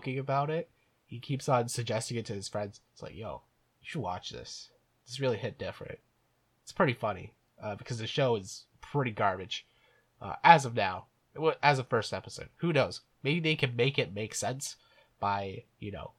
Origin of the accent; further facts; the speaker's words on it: Ireland; I'm an Irishman